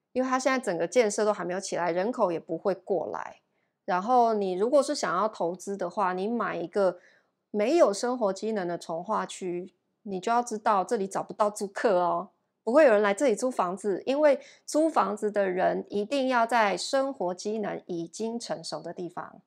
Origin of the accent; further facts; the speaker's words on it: Taichung, Taiwan; moved away as an adult; now in Taipei, Taiwan; 像我是长期住台北，我是台中人，然后我毕业之后我就是住台北